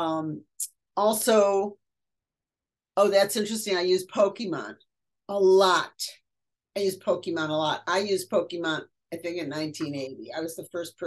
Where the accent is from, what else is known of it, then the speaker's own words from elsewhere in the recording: Detroit, Michigan, United States; moved away; also born or lived in Cincinnati; I'm from Detroit, So I'm a Motown girl